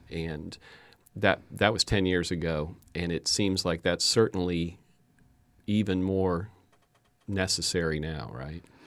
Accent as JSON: {"language": "English", "town": "Fort Myers", "region": "Florida", "country": "United States", "tie": "born or raised there", "said": "I grew up in Fort Myers and went to school in Fort Myers"}